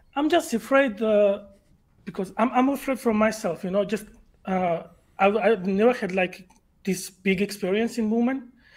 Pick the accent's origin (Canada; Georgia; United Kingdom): Georgia; English is a second language; I'm from Eastern Europe. Uh, if you know the Georgia